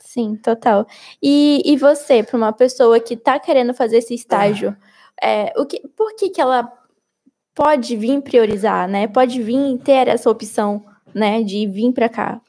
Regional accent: Brazil; moved away as an adult; now in France

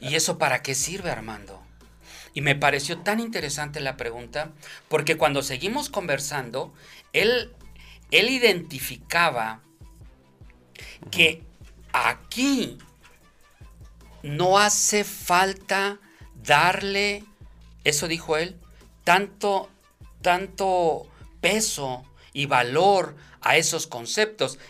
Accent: Mexico; now in Denver, United States; los pocos mexicanos que estábamos ahí

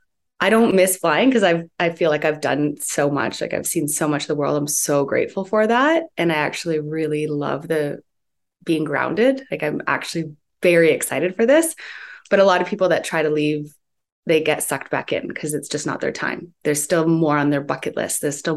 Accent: Guelph, Ontario, Canada; No, I'm from Ontario, close to Toronto, like

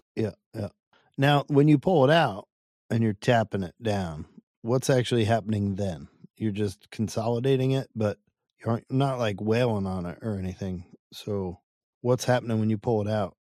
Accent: Hackettstown, New Jersey, United States; I'm from Northwest Jersey, farm country

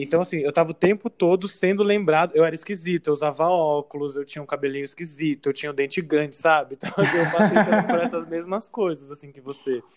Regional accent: São Paulo, Brazil; sou de São Paulo mesmo, é, vivi a vida inteira aqui

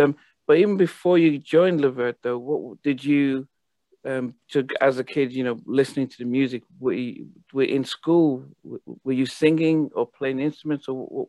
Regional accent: Nigeria; also born or lived in Liverpool, United Kingdom; now in United States; I was born in Liverpool, where the … are. But when I was around 10, 11, my family moved to Nigeria. So I went to high school there.

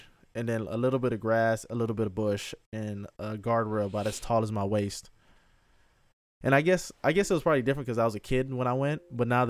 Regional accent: Miami, Florida, United States; growing up in Miami in the 90s, like, we had to take the what's called the FCAT, the Florida Comprehension Assessment Test.

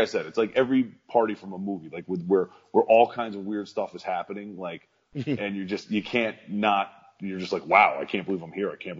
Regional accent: Long Island, New York, United States; also born or lived in Port Jefferson Station / Rocky Point; I am from Long Island

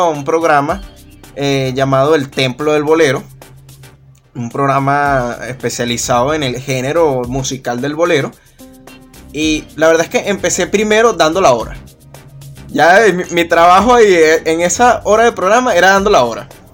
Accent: Caracas, Capital District, Venezuela; Yo nací aquí en Caracas en el año 1997

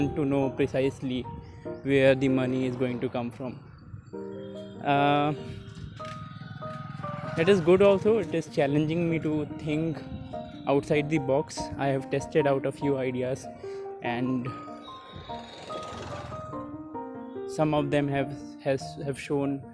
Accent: Lucknow, Uttar Pradesh, India; This city has a very special place in my heart. It is here that I have spent the initial formative years of my life

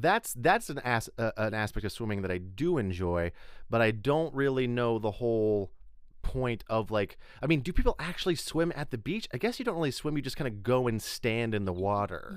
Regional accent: Texas Panhandle, United States; moved away as an adult; also born or lived in Chicago; I grew up in the Panhandle of Texas

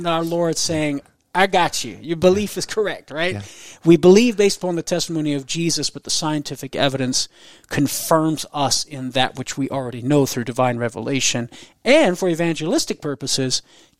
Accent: Crowley, Louisiana, United States; And then there's a video of me performing at a festival in my hometown, Crowley, Louisiana, with my band when I was 18 years old.

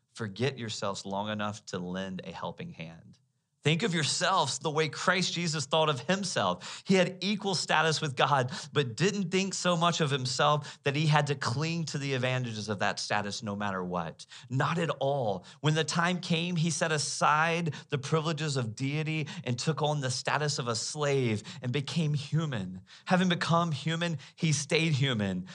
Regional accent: United States

